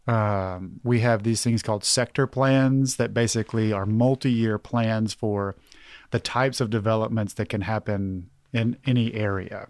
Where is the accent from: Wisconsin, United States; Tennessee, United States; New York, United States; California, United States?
Tennessee, United States; Knoxville; I'm from South Knoxville